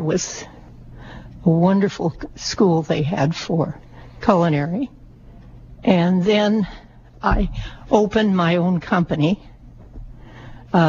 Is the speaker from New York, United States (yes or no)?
no; Illinois, United States; I was born on a farm in Illinois